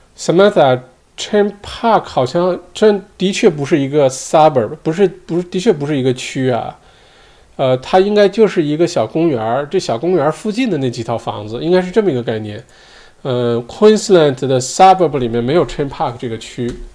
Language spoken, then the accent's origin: Chinese; Heilongjiang, China; now in Australia; 我都不记得上一次回黑龙江是什么时候了，有没有十年了